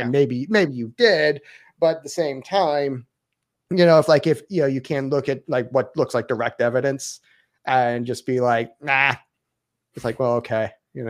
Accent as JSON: {"language": "English", "region": "the South", "country": "United States", "accent": "southern", "said": "Like she loves it when I talk with my southern accent."}